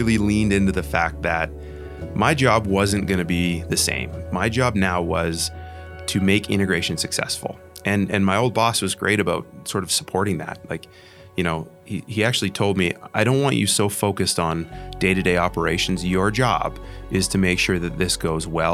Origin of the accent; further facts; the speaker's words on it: Canada; moved away as an adult; now in United States; moving from Canada to the United States, it was scary. It was scary for political reasons. It was scary for cultural reasons, my identity as a Canadian